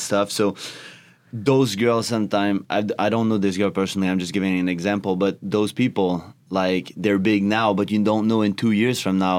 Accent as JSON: {"language": "English", "country": "Canada", "second_language": "English", "said": "I'm from Canada"}